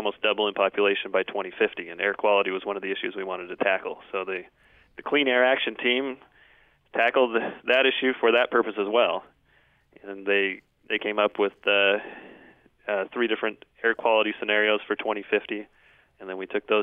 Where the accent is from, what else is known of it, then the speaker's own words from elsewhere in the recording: Utah, United States; I grew up in Utah.